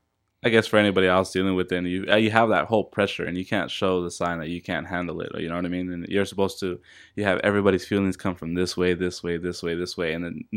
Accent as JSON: {"language": "English", "town": "La Habra", "region": "California", "country": "United States", "tie": "born or raised there", "said": "So I grew up in La Habra."}